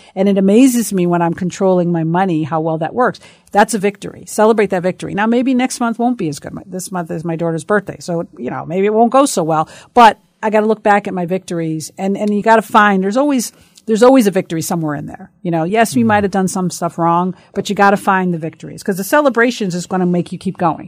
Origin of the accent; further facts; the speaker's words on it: Bloomfield, United States; I grew up in Bloomfield